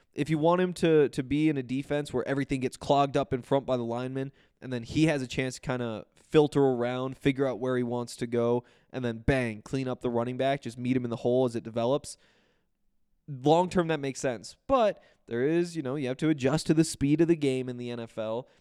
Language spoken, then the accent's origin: English; Montana, United States; moved away; I'm from Montana